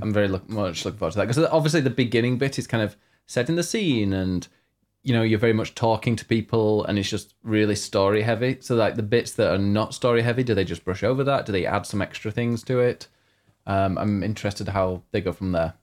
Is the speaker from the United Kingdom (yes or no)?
yes; United Kingdom